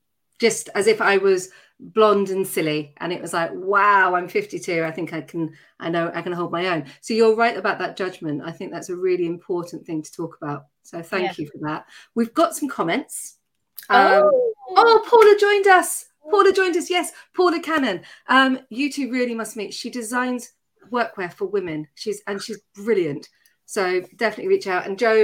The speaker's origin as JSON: {"language": "English", "town": "Tatton Corner", "region": "South East England", "country": "United Kingdom", "tie": "born or raised there", "accent": "Surrey", "said": "but yes, I grew up in Tatton Corner, which I'm really proud"}